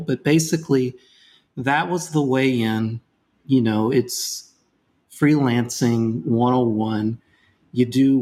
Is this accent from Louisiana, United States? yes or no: yes; Louisiana, United States; I'm from Louisiana